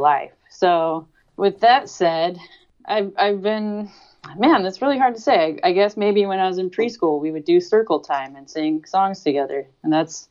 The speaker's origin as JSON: {"language": "English", "town": "Sacramento", "region": "California", "country": "United States", "tie": "born or raised there", "said": "I grew up in Sacramento, so there's a hardcore scene"}